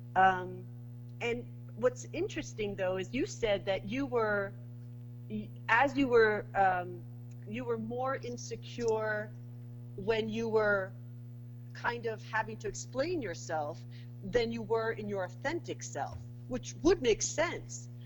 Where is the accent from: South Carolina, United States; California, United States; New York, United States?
New York, United States; New York City; moved away as an adult; now in Saint Lucia; I'm a New Yorker. Put me anywhere, and someone will guess that I'm a New Yorker